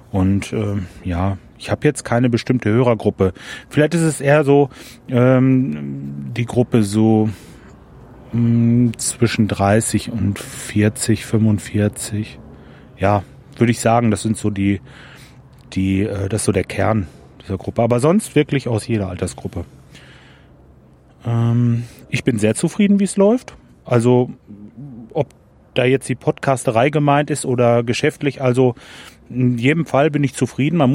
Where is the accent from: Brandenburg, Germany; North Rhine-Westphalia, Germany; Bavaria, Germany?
North Rhine-Westphalia, Germany; Lemgo; Meine Stadt ist also Lemgo oder ich komme aus der Nähe von Lemgo. Ich bin kürzlich umgezogen ins Kalletal. Das ist aber alles in der Nähe von Bielefeld.